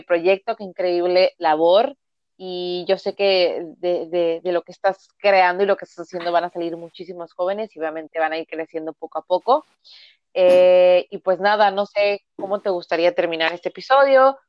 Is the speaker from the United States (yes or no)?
no; Veracruz, Mexico